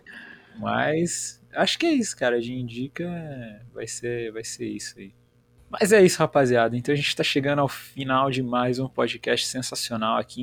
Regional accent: Biritiba Mirim, São Paulo, Brazil; eu sou de São Paulo, uma cidade chamada Biritiba Mirim

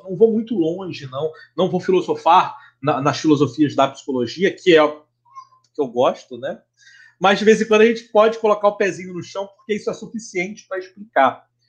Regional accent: Rio de Janeiro, Brazil; como bom carioca

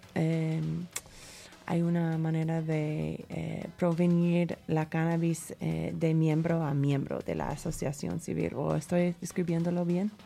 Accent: United States; Spanish is a second language; moved away as an adult; now in Mexico; en los Estados Unidos, mi país natal

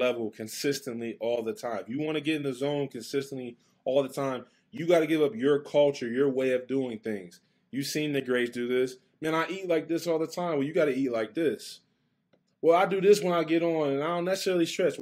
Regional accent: Westerville, Ohio, United States; That's where I grew up in Westerville

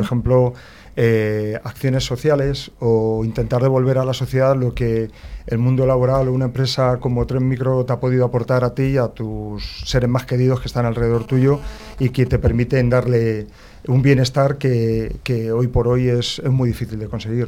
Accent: Madrid, Community of Madrid, Spain; nací en Madrid

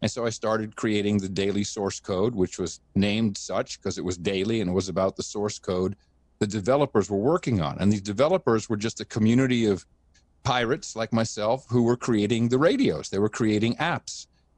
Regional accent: Amsterdam, North Holland, Netherlands; also born or lived in United States; retired from the company just before 2000 and decided to move my family back to Amsterdam. Now, I grew up in Amsterdam, even though I'm an American.

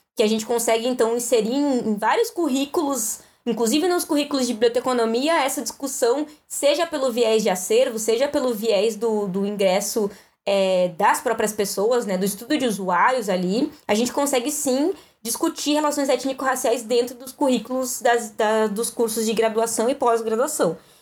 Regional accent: Guaíba, Rio Grande do Sul, Brazil; also born or lived in Canoas / Porto Alegre; eu nasci numa cidade chamada Canoas e com sete anos mudei para Guaíba e morei dos meus sete anos até os meus 19 na Coab

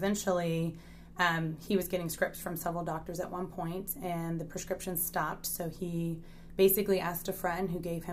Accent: Richmond, Virginia, United States; moved away as an adult; now in Midlothian, United States; I'm originally from Richmond, Virginia.

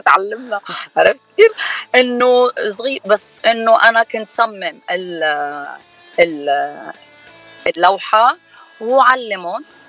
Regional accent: Lebanon; now in United States; أنا من لبنان

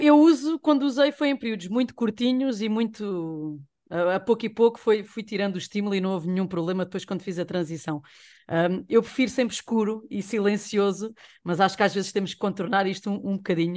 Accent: Portugal; sendo português

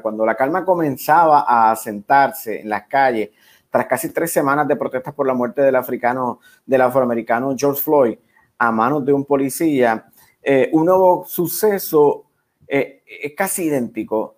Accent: Puerto Rico; somos los puertorriqueños

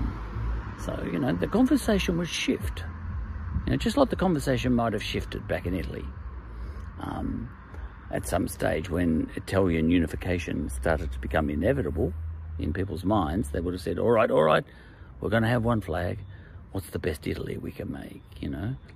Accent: Australia; I'm an Australian.

